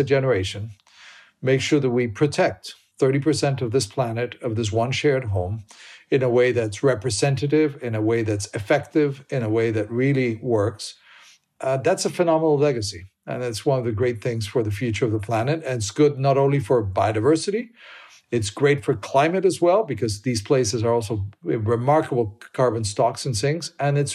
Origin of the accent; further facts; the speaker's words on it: Colombia; I am from Colombia, so that's probably the country I know the best.